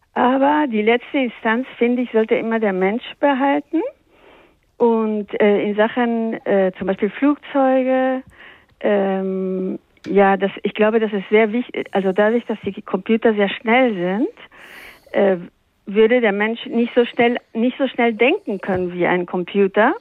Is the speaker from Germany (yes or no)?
no; Peru; accent: Spanish; German is a second language; moved away; ich bin in Peru aufgewachsen